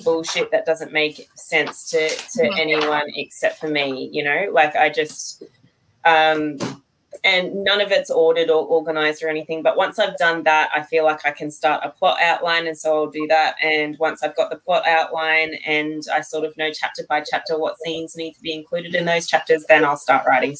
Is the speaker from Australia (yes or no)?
yes; Australia; I'm from Australia